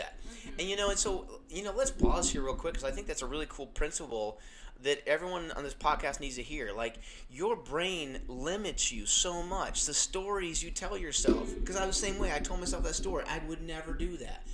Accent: Indiana, United States; I grew up in Indiana

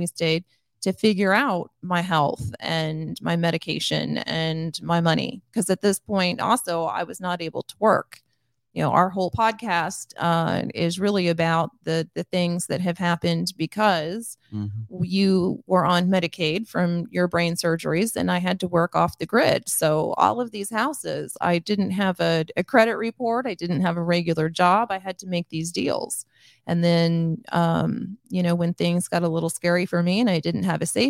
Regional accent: Grandview, United States; born or raised there

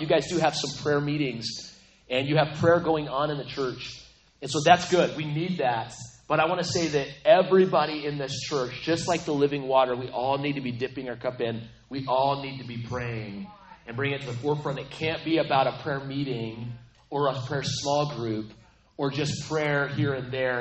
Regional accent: Aztec, New Mexico, United States; I grew up in New Mexico, so I'm I'm from New Mexico, the land of enchantment. It's the place, little town called Aztec, only 6,500

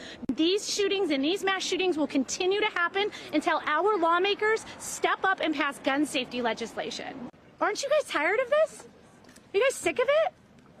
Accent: Highland Park, Illinois, United States; I'm from Highland Park, Illinois.

